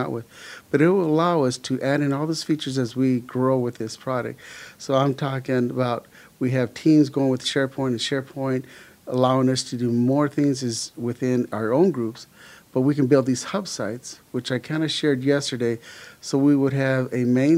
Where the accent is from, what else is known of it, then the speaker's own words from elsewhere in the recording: Los Angeles, California, United States; also born or lived in El Paso, Texas; I was born in El Paso, Texas, but I grew up in Los Angeles. We moved when I was about 5.5 years old and pretty much grew up in Los Angeles, Southern California